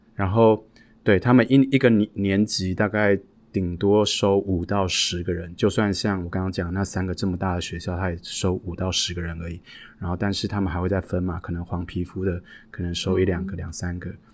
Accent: Taiwan; moved away as an adult; now in United States; 我是一个从小在台湾长大的孩子，一直到了三十几岁，我才，才有机会出国去留学跟感受外国的世界

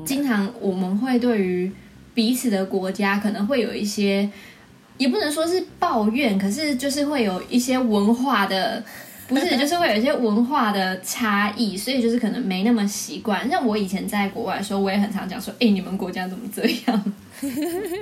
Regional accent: Taiwan; moved away; 一直以来我是外国人，然后现在回到台湾

